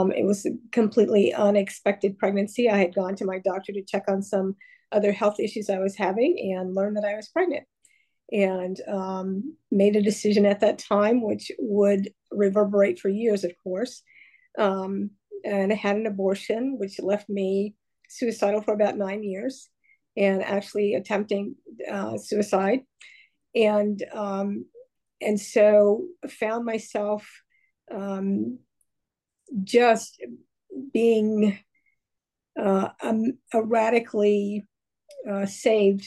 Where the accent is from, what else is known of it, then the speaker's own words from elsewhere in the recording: Rhea County, Tennessee, United States; I grew up in Ray County, which is a small community north of Chattanooga and Chattanooga, Tennessee